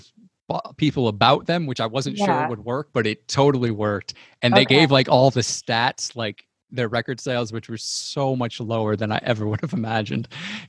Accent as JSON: {"language": "English", "region": "Connecticut", "country": "United States", "tie": "born or raised there"}